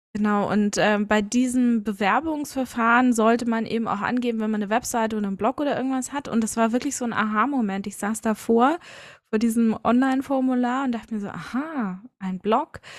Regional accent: Munich, Bavaria, Germany; ich bin ein Münchner Kinde, also tatsächlich in München geboren, aufgewachsen und geblieben

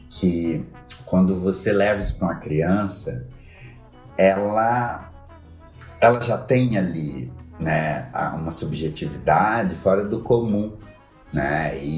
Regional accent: Brasília, Federal District, Brazil; now in Balneário Camboriú, Brazil; Desde que eu cheguei aqui, eu tenho 13 anos que eu vim de Brasília para cá.

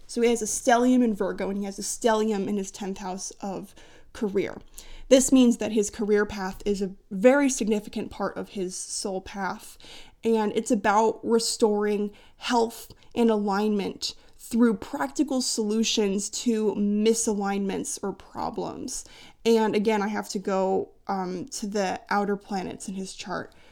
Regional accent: United States

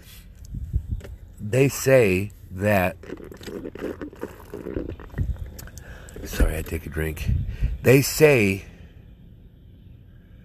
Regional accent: United States; I'm an American citizen

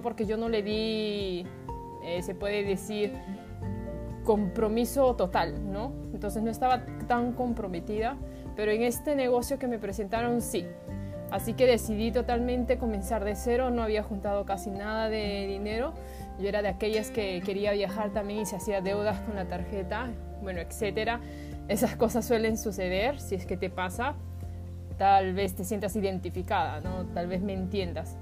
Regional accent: Peru; moved away as an adult; also born or lived in Japan; Yo soy peruana, eh, tengo descendencia japonés

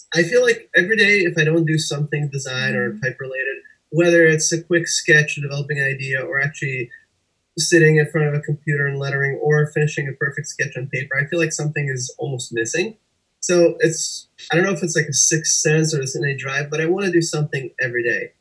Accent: Russia; moved away; also born or lived in Connecticut; I was born and raised in Russia, and I took a lot of art lessons there

